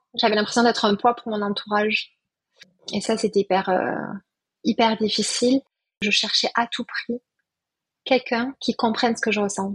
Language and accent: French; Perpignan, Occitania, France; now in Toulouse, France; Je suis née à Perpignan, très attachée au sud.